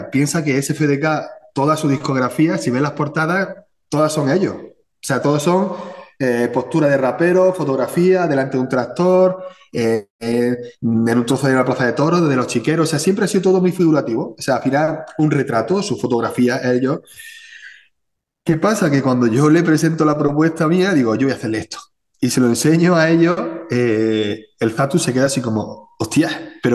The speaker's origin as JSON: {"language": "Spanish", "country": "Spain", "said": "al final yo soy español, ¿no? Y al final la escuela española, pues está Murillo, está Velázquez, ¿vale? Está Goya."}